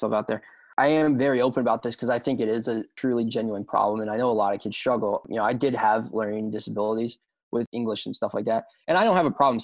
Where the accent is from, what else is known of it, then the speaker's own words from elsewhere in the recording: right west of Philadelphia, Pennsylvania, United States; also born or lived in near Washington, D.C.; now in Woodbury, United States; I was born right outside D.C. I live a majority of my life right west of Philadelphia